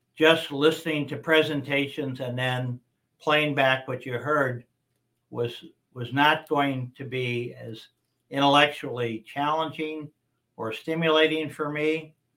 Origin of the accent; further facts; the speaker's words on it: Las Vegas, Nevada, United States; I was born and raised here in Las Vegas.